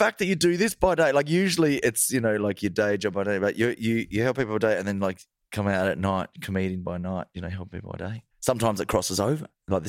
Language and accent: English; Australia; As an Australian